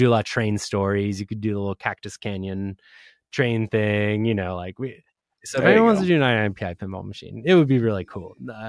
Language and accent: English; Argentina; I'm from Argentina, so it's like this was a huge World Cup year for me.